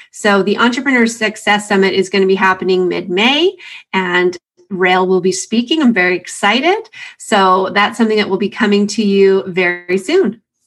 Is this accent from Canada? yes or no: yes; Canada; a Canadian